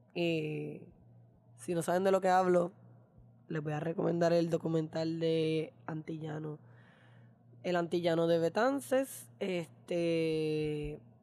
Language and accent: Spanish; Puerto Rico; como puertorriqueña de este PR colonial